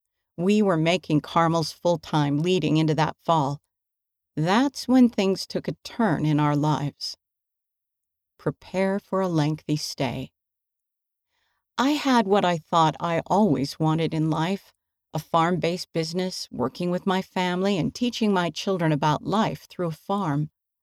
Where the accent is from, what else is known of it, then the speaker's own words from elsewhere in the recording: Alabama, United States; That's when I decided to call Elaine Oborn, a member of our ward while I was growing up in Alabama.